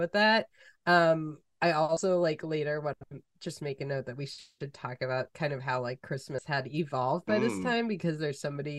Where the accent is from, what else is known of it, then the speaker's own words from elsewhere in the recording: Massachusetts, United States; we are white and we grew up in Massachusetts